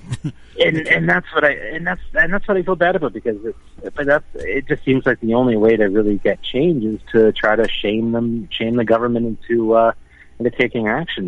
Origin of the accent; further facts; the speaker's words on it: Toronto, Ontario, Canada; also born or lived in Alberta; I'm born and raised in the Toronto area